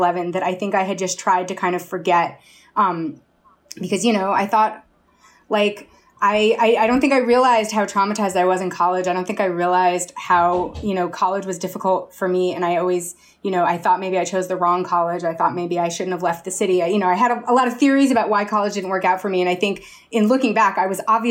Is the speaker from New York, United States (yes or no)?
yes; New York City, New York, United States; I grew up in Chelsea